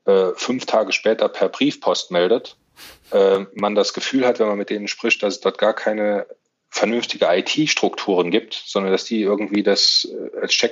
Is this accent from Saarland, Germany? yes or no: yes; Saarland, Germany; Das ist meine Heimat, da fühle ich mich sehr, sehr wohl